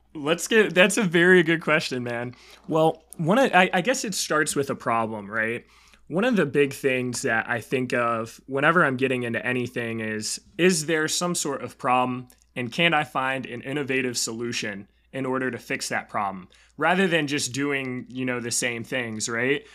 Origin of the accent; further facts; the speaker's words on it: Raleigh, North Carolina, United States; also born or lived in Charlotte, North Carolina; I grew up in Raleigh area, and then I actually went to school up in Charlotte.